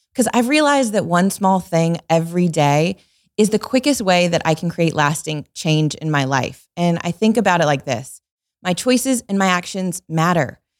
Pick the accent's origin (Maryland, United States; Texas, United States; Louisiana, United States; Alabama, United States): Alabama, United States; Tuscaloosa; moved away as an adult; also born or lived in Atlanta; I grew up in Tuscaloosa